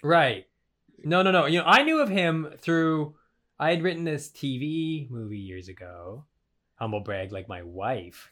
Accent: Western Canada, Canada; accent: Canadian; moved away; my hometown. I'm from the West as well

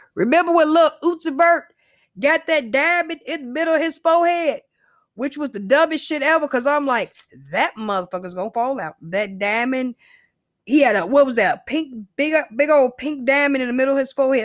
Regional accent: United States; I'm a American

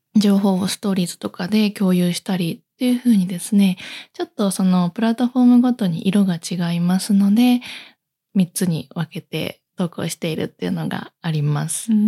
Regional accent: Kansai, Japan; accent: Kansai dialect; みんなあの関西の出身なので関西弁であの定例のミーティングをしたりとか

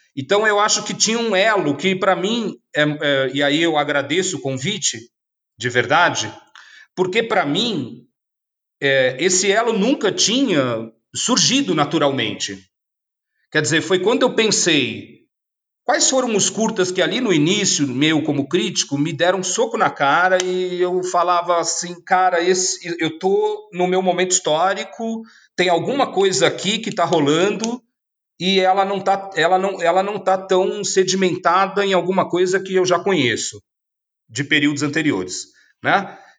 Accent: São Paulo, Brazil; also born or lived in ABC Paulista; Eu, como paulistano, tudo bem, e olha que um como paulistano, que é da Zona Leste, na origem

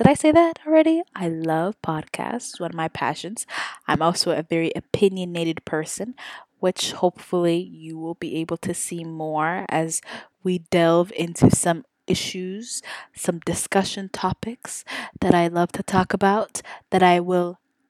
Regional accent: Saudi Arabia; now in Houston, United States; I was born and raised in Saudi Arabia, which is crazy, and I am ethnically Somali.

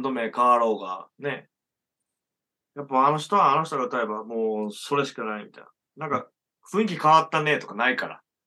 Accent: rural Hyogo Prefecture near Okayama, Japan; moved away; 兵庫県の岡山寄りの田舎出身

